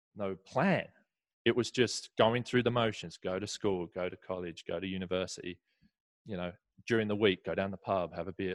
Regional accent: Essex, East of England, United Kingdom; moved away as an adult; now in Southern California, United States; grew up right next to london so Essex is is a 30 minute train ride into London

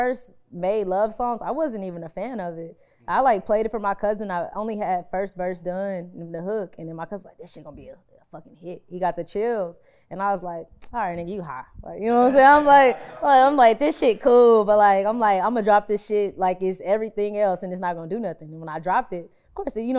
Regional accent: Grand Prairie, Texas, United States; I am from Grand Prairie, Texas. You know what I'm saying? I went to Timberview High School.

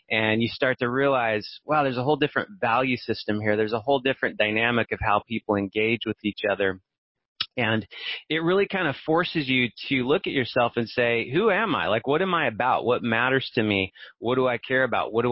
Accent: Barstow, California, United States; also born or lived in Orange County, California; I'm from Barstow. It's this tiny little town out in the middle of the desert in California and I grew up there. It's totally isolated, right?

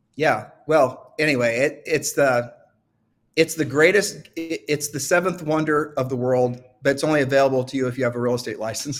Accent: Ohio, United States; I'm from Ohio

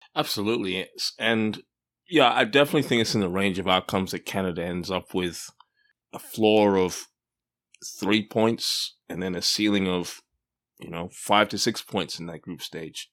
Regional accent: Australia; I grew up in Australia

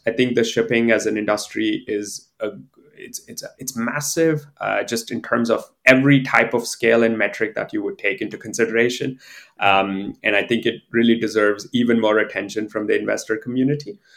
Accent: India; moved away as an adult; also born or lived in Pittsburgh, United States; I'm originally from India.

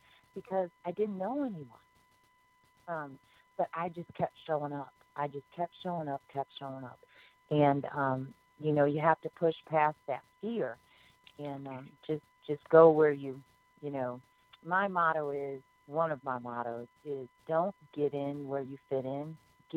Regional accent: Chicago, Illinois, United States; now in Gulf Coast, United States; I'm from the Chicagoland area, so I really didn't know anybody here on the coast at all when I moved here

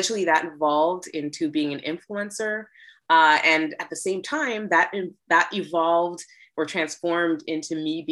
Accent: Toronto, Ontario, Canada; moved away as an adult; now in New York City, United States; I hail from Toronto, Canada

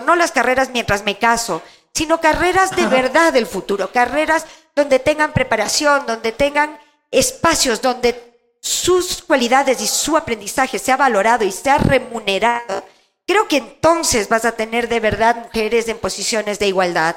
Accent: Quito, Pichincha, Ecuador; Crecí en la Mariscal. Mi primera casa era la Mariscal.

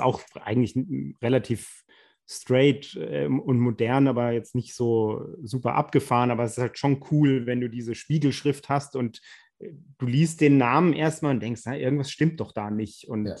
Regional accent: Rhineland-Palatinate, Germany; wir sind ja aus der Pfalz

